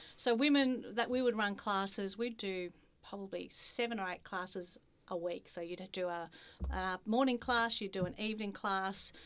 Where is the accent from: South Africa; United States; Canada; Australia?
Australia; Ballarat, Victoria; I'm a country girl, grew up in Ballarat